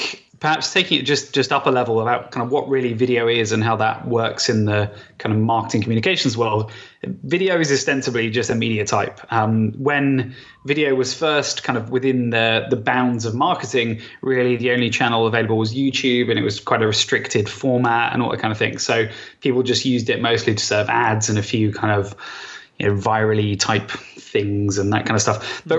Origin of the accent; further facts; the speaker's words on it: Southampton, South East England, United Kingdom; accent: Hampshire; No, I'm from Southampton originally.